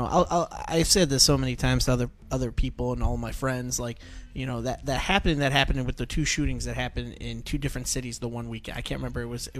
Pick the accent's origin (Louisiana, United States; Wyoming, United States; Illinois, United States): Illinois, United States; Chicago; now in Clarksville, United States; I come from Chicago area.